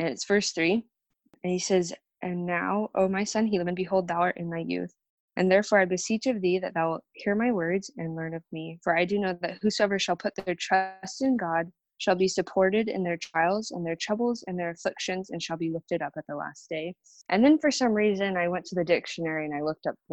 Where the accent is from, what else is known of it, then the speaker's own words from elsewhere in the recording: Arizona, United States; I'm from Arizona